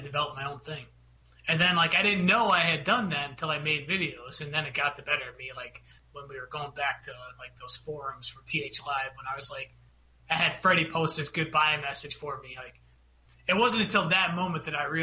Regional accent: Minnesota, United States; I'm from Minnesota.

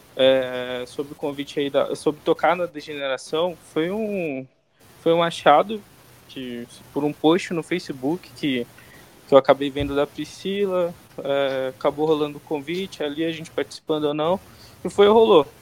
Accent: Santarém, Pará, Brazil; now in São Paulo, Brazil; que eu não sou de São Paulo, inclusive, sou de Santarém lá no Pará.

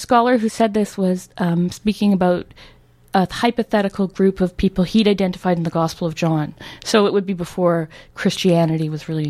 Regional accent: South East England, United Kingdom; I grew up in Surrey, I feel like I have all these associations

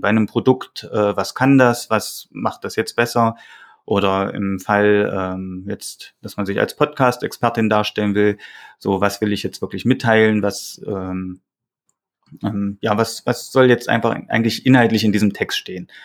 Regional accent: Saxony-Anhalt, Germany; now in Thuringia, Germany; Ich komme eigentlich aus Sachsen-Anhalt

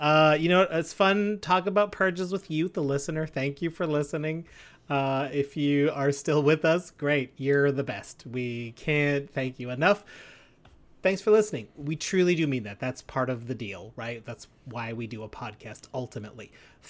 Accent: Timmins, Ontario, Canada

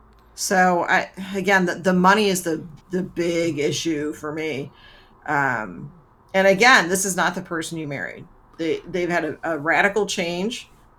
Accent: Georgia, United States; So, nerds, for context, I grew up outside Atlanta. Now, maybe a more progressive area, but back when I was growing up, it wasn't.

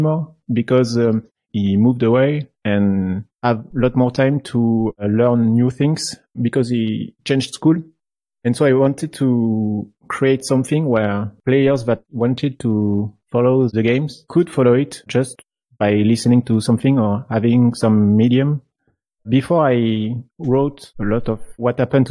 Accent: France; I'm from France.

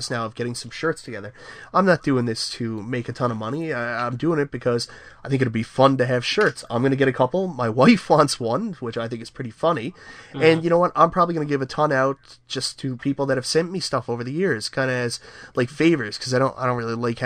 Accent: Canada; I'm a Canadian

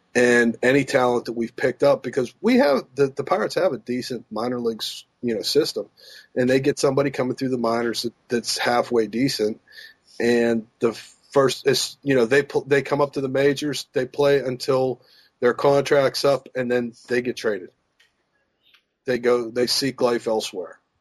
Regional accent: Pittsburgh, Pennsylvania, United States; moved away; also born or lived in the South; growing up in Pittsburgh

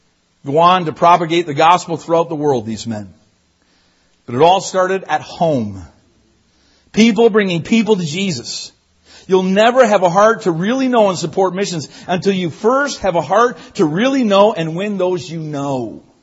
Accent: Newfoundland and Labrador, Canada; People ask all the time, are you from the States? I'm not. I'm from Newfoundland.

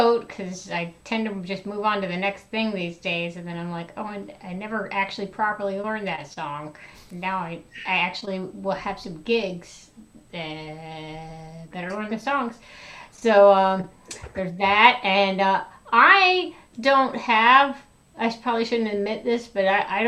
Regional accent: the South, United States; I'm from the South, and so most of my gigs, you know, the first 10 years of gigging were all, you know, in the South.

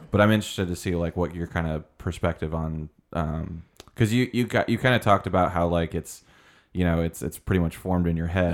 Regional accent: Colorado Springs, Colorado, United States; moved away; I was born in, uh, Colorado Springs

